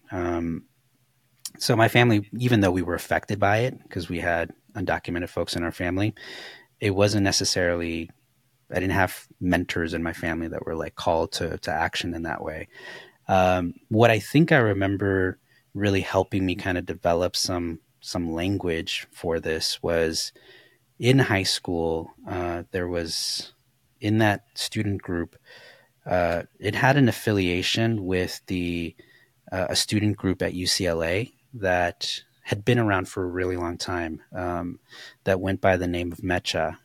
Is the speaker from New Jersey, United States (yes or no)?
no; Los Angeles, California, United States; I grew up in Koreatown